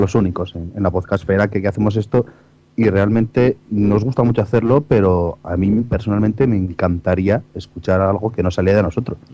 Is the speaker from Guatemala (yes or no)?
no; Segovia, Castile and León, Spain; los tres somos de Segovia